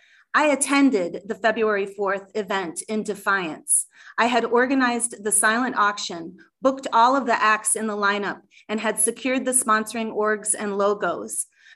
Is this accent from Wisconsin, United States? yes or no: yes; Madison, Wisconsin, United States; Madison, my hometown in Wisconsin